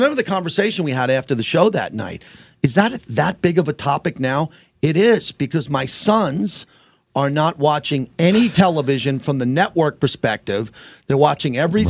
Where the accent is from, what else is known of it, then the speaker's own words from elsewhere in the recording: New York, United States; we're from New York.